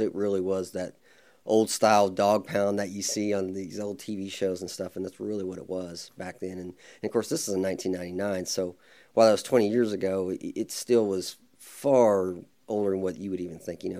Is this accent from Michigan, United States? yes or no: no; Midwest City, Oklahoma, United States; I was born in Oklahoma City, then we moved to Midwest City when I was probably two or three years old and been, uh, stayed there for the most time.